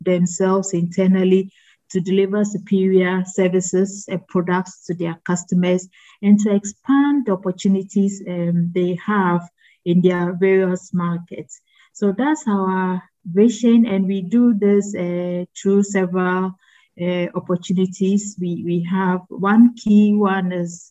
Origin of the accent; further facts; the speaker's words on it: Ghana; I am Ghanaian